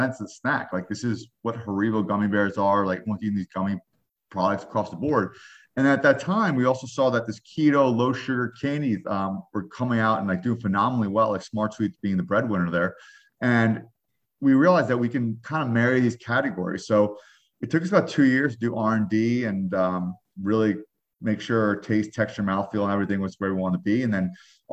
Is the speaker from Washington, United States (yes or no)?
no; New York, United States; I'm a New Yorker